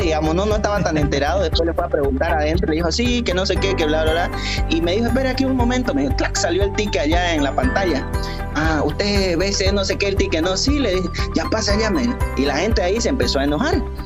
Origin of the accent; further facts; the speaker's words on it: Bolivia; yo también soy boliviano